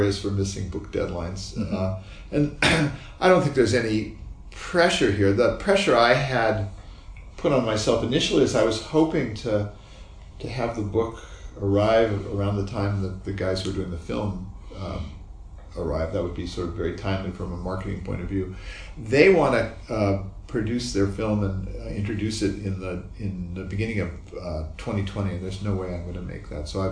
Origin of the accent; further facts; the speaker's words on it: Palo Alto, California, United States; I was growing up in Palo Alto